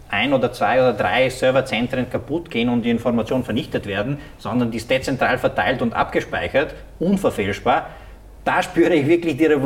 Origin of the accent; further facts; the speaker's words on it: Slovenia; Ich komme, selber aus Slowenien.